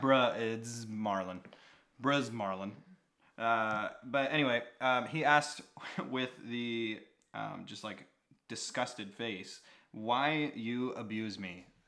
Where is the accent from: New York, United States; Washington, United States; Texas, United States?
Washington, United States; now in Las Vegas, United States; I grew up actually in Washington State, not native of a, of the bowl